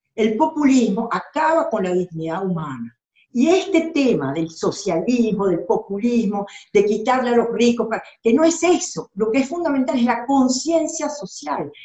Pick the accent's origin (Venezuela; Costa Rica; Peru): Venezuela; moved away as an adult; also born or lived in Argentina / Mexico; Yo soy venezolana y, y yo vengo de un país que prácticamente ha sido masacrado